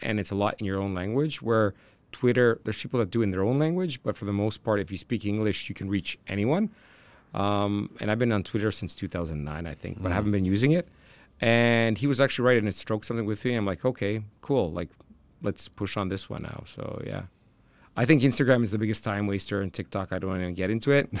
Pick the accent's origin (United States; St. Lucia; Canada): Canada; I'm from Canada